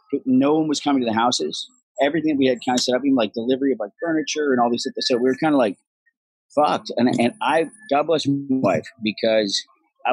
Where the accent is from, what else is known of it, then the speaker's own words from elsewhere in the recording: Vancouver, British Columbia, Canada; accent: Irish; also born or lived in Dublin, Ireland; I was born in Dublin, Ireland, and I left Ireland when I was six. Moved to Vancouver, Canada.